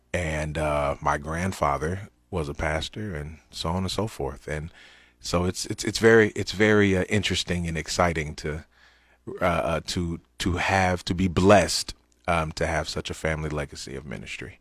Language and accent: English; United States; as American Christians